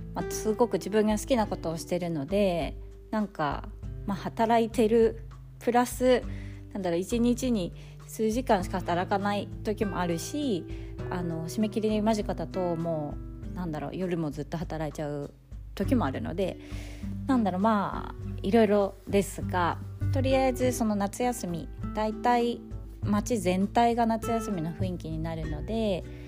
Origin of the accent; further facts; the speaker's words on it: Fukui, Japan; moved away as an adult; now in Sweden; 日本でも福井県っていうところ出身なんですけど